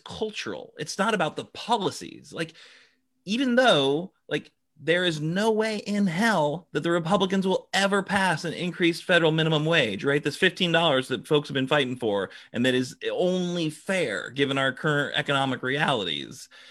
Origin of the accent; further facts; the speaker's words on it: Seattle, Washington, United States; I'm from Seattle